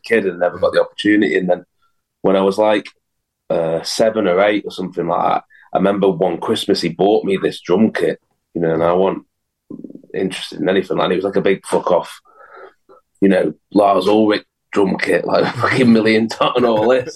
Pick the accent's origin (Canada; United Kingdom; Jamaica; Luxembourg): United Kingdom; Macclesfield, North West England; I was from Mac, so we always used to rehearse in Mac